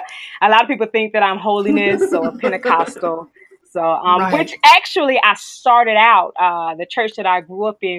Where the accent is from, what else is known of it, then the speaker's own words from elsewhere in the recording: North Carolina, United States; I'm from North Carolina, North Cackalack